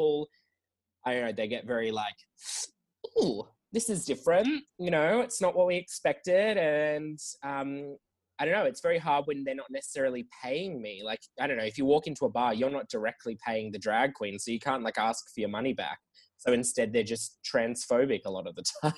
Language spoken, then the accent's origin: English; Canberra, Australian Capital Territory, Australia; now in Sydney, Australia; I'm from Canberra originally